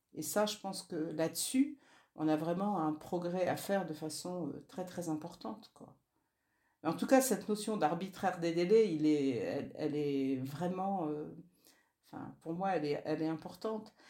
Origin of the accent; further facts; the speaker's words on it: Nord, Hauts-de-France, France; moi je suis du Nord